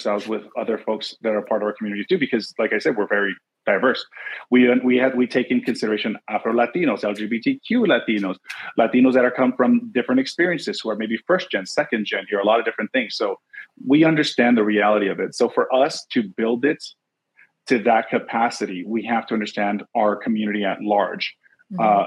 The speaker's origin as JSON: {"language": "English", "town": "Los Angeles", "region": "California", "country": "United States", "tie": "born or raised there", "said": "I'm born and raised"}